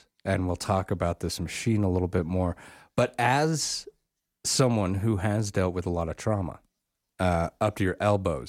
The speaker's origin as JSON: {"language": "English", "region": "Wyoming", "country": "United States", "tie": "born or raised there", "said": "I grew up in Wyoming, fairly rural locations, scattered around a little bit."}